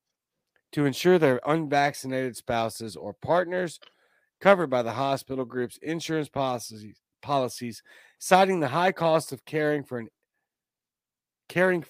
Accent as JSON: {"language": "English", "town": "Baton Rouge", "region": "Louisiana", "country": "United States", "tie": "born or raised there", "moved": "as an adult", "lives_now": "Mississippi, United States", "said": "I am from Louisiana. I'm from Baton Rouge, Louisiana, born and raised"}